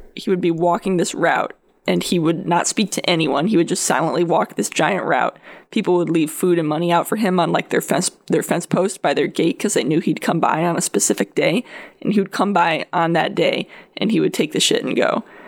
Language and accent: English; Connecticut, United States; I'm from Connecticut